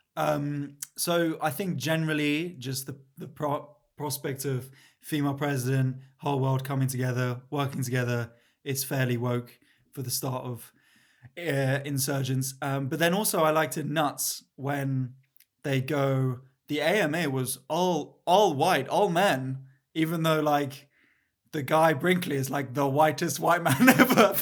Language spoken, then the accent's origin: English; London, United Kingdom; I grew, I grew up in Mill Hill, so I was the o, opposite side, Northwest